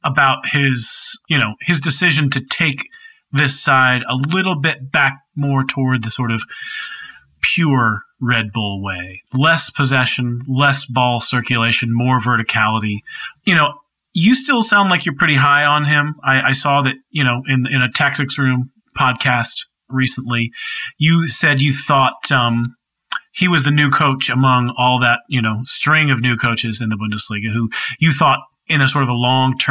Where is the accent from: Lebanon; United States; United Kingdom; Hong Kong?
United States; I'm American